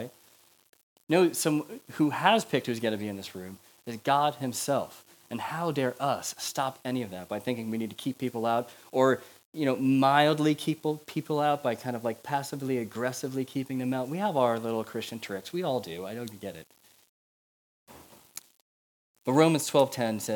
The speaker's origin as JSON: {"language": "English", "country": "United States", "said": "I'm American."}